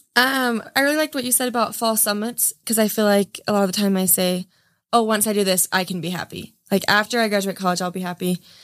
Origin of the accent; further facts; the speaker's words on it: Gunnison, Utah, United States; growing up in Utah